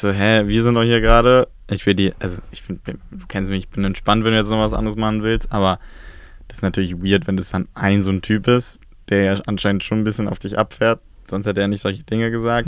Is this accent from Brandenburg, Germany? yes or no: no; Berlin, Germany; es ist ja meine Heimat